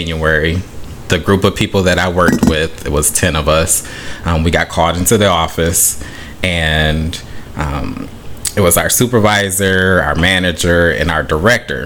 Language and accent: English; Beloit, Wisconsin, United States; moved away as an adult; also born or lived in Mississippi; now in Florida, United States; I'm originally from Beloit, Wisconsin